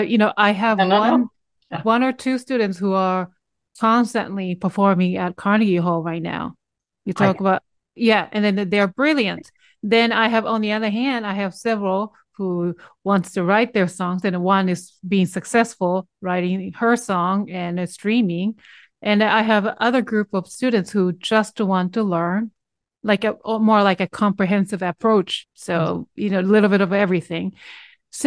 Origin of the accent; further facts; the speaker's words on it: Japan; now in United States; I am originally from Japan, although I'm Korean, but I was born and raised there